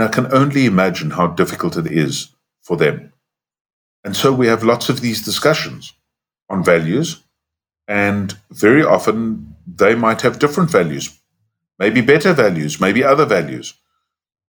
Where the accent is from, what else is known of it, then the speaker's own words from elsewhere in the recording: South Africa; we were white growing up in South Africa